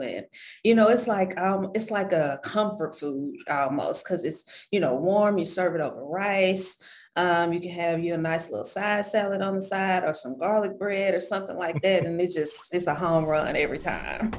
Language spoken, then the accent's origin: English; Shreveport, Louisiana, United States; moved away; I was born and raised in Shreveport, Louisiana.